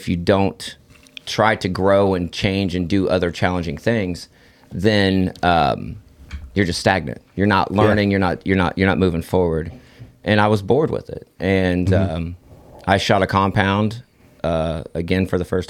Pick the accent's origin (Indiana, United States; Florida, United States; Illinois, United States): Indiana, United States; Terre Haute; I'm from Terre Haute, Indiana.